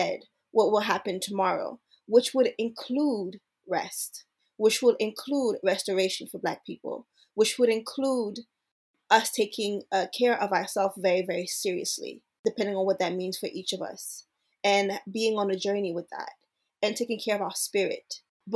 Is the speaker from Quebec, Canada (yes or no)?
yes; Montreal, Quebec, Canada; also born or lived in Brooklyn / Haiti; now in Ottawa, Canada; I was born in Montreal, which is Tsiotake territory.